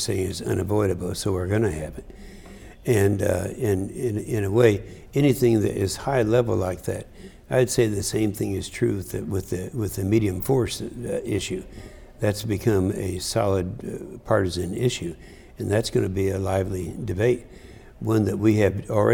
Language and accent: English; Des Moines, Iowa, United States; now in Oklahoma, United States; I was Iowa, not Oklahoma